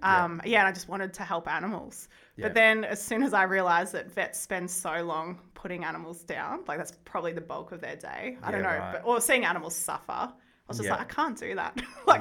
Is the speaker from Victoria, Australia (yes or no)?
yes; Wodonga, Victoria, Australia; So I was born in the Wodonga Hospital. Grew up in that area all the time.